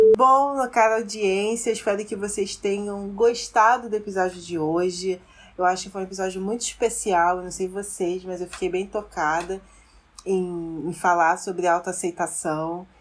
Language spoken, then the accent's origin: Portuguese; Brazil; como brasileira